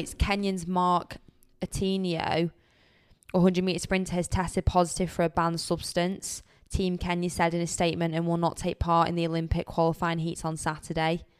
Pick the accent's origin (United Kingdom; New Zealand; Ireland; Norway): United Kingdom; we're also British